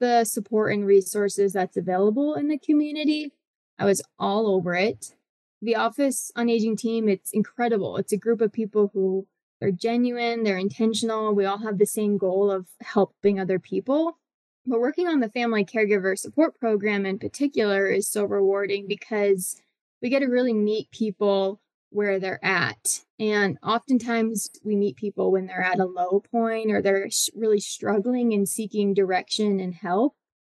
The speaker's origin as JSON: {"language": "English", "region": "Colorado", "country": "United States", "tie": "born or raised there", "said": "I was born and raised in Colorado. It's where my whole family is. My husband's family is here. And so we love being here. We love Fort Collins."}